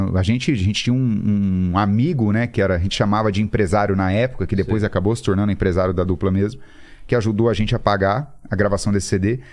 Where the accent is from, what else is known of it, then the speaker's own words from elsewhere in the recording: Campo Grande, Mato Grosso do Sul, Brazil; eu sou nascido em Campo Grande, no Mato Grosso do Sul.